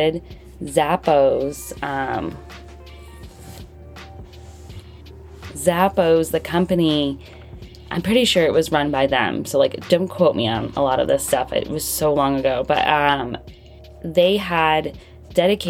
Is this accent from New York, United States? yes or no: no; Florida, United States; I grew up in Florida